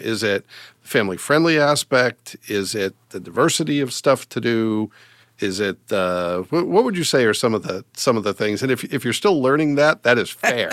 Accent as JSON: {"language": "English", "region": "Massachusetts", "country": "United States", "tie": "born or raised there", "moved": "yes", "lives_now": "Fort Wayne, United States", "said": "being from Massachusetts"}